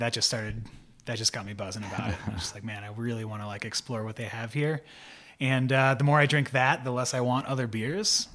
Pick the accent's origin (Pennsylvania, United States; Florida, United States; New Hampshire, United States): Pennsylvania, United States; I'm from Pennsylvania